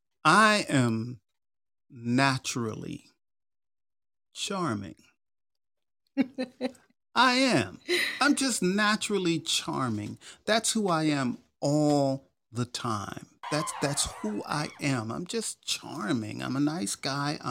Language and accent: English; New York, United States; accent: New York; I was born and raised in New York